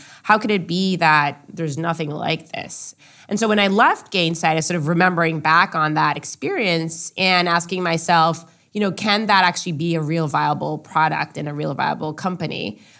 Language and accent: English; Israel; Growing up in Israel, I was drafted to the Israeli military.